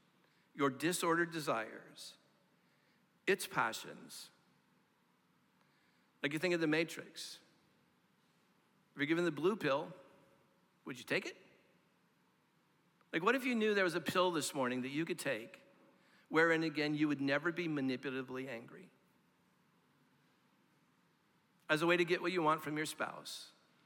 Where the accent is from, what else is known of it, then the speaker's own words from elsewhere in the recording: Orange County, California, United States; now in Nashville, United States; I grew up in Orange County, California